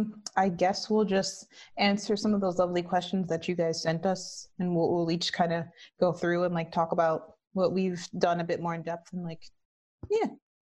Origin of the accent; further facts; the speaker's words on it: Illinois, United States; moved away; I'm originally from Illinois, but then I made the great migration out west.